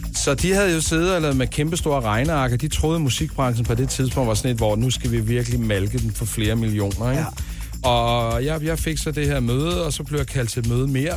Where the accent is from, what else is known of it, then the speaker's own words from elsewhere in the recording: Denmark; vi danskere